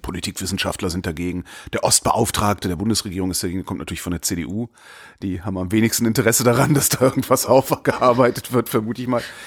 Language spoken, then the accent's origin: German; Cologne, North Rhine-Westphalia, Germany; in meiner Heimatstadt Köln